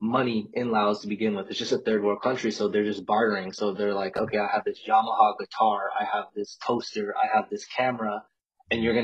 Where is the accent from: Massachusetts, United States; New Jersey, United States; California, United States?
California, United States; Westminster; also born or lived in Albuquerque, New Mexico; I'm actually from Southern California, a city called Westminster. It's like 45 minutes out of L.A.